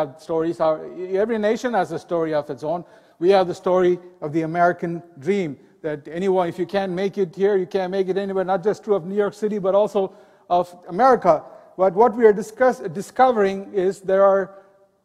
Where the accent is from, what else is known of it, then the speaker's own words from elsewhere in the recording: India; Growing up in India, there were temples on every street